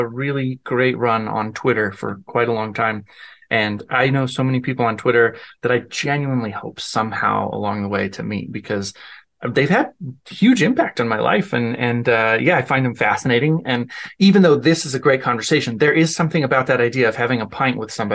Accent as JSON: {"language": "English", "town": "Denver", "region": "Colorado", "country": "United States", "tie": "born or raised there", "moved": "yes", "lives_now": "Omaha, United States", "said": "I grew up in Denver, Colorado."}